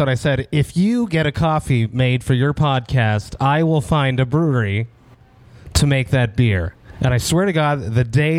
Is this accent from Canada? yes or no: yes; Montreal, Quebec, Canada; my hometown of Montreal